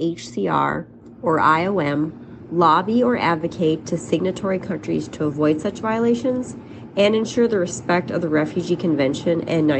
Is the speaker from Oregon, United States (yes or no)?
no; North Dakota, United States; moved away; I'm originally from North Dakota.